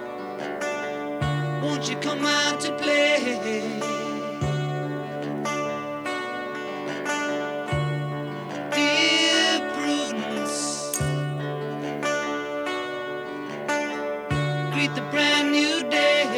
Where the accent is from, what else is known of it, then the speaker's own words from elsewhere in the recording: Cambridge, Massachusetts, United States; I grew up in Cambridge, Massachusetts.